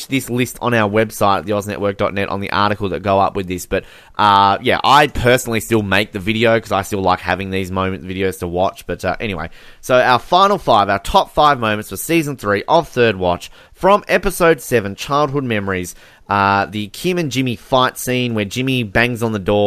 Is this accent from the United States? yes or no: no; Australia; I'm using Australian on you.